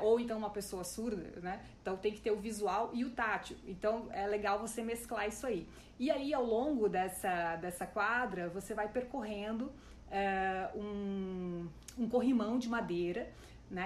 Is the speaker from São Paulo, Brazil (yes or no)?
no; Joinville, Santa Catarina, Brazil; na minha cidade natal, em Joinville